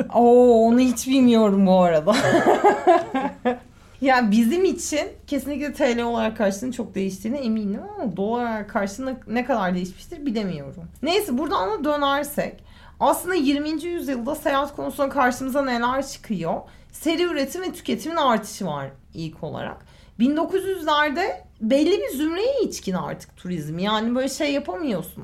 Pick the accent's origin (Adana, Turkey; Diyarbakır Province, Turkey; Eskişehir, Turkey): Eskişehir, Turkey; moved away as an adult; now in Istanbul, Turkey; ben Eskişehirliyim.